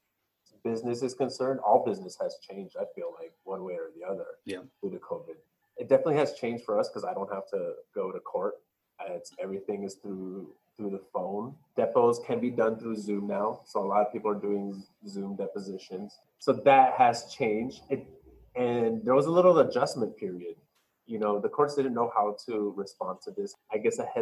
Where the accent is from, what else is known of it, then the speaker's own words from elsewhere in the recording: Glendale, California, United States; also born or lived in Rowland Heights, California; I first grew up in Glendale for my first half of my life